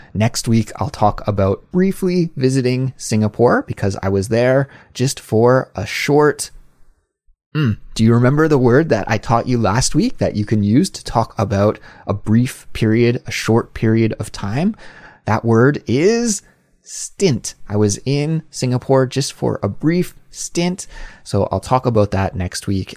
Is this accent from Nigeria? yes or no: no; Canada; now in South Korea; a Canadian living abroad in South Korea.